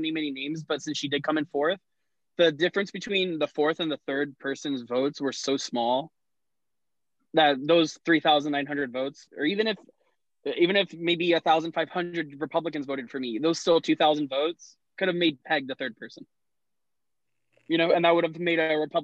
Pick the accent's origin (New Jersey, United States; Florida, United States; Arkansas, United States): Florida, United States; Miami; now in Roanoke, United States; I grew up in Miami